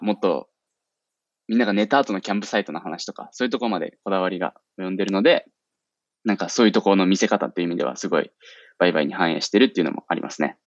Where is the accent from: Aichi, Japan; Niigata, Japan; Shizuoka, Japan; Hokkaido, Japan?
Shizuoka, Japan; 静岡、僕の地元、静岡をローカルとして